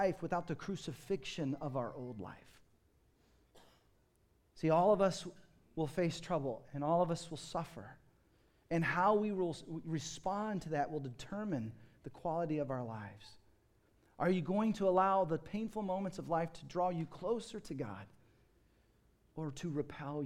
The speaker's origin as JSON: {"language": "English", "country": "United States", "tie": "born or raised there", "said": "growing up in America and the Western world"}